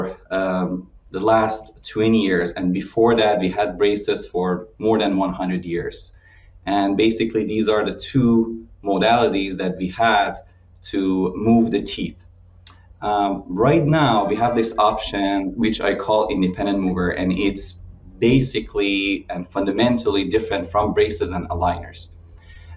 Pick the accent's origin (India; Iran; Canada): Iran; moved away as an adult; also born or lived in Illinois, United States; now in United States; I'm originally from Iran and I did my education in dentistry and orthodontics